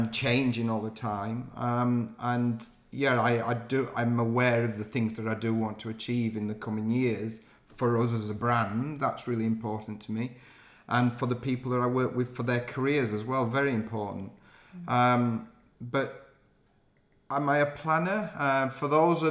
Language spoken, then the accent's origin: English; Yorkshire and the Humber, United Kingdom; accent: Yorkshire; now in London, United Kingdom; I'm still very proud of my northern roots, and I've never lost my Yorkshire accent